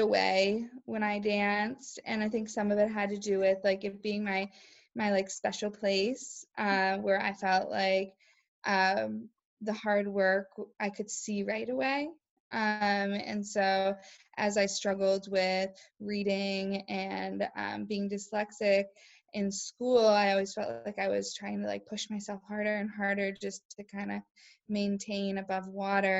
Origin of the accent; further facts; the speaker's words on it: East Greenwich, Rhode Island, United States; also born or lived in Winnipeg, Manitoba; I grew up in East Greenwich, Rhode Island